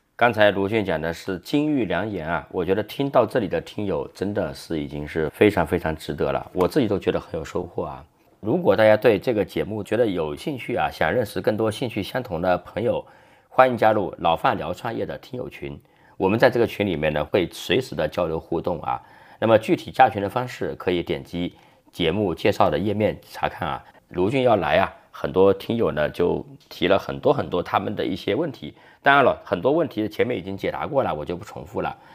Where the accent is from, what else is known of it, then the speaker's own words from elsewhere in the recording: Jinhua, Zhejiang, China; 我老家浙江金华